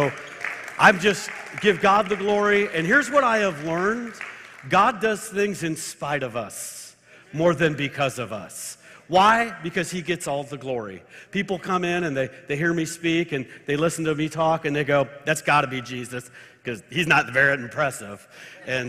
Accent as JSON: {"language": "English", "area": "Marin County and Sonoma County", "region": "California", "country": "United States", "tie": "born or raised there", "also_born_or_lived": "Tulsa, Oklahoma", "moved": "as an adult", "said": "I am a Californian. I was born in Marin County, just north of San Francisco. Graduated high school in Sonoma County"}